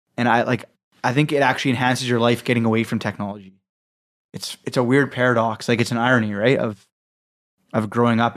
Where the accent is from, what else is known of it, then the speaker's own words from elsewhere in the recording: Canada; we're from Canada